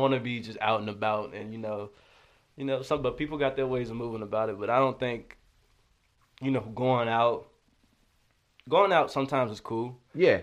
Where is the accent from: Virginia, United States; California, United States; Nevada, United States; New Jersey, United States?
Virginia, United States; Martinsville; moved away; I'm originally from Virginia, a small town in Virginia called Martinsville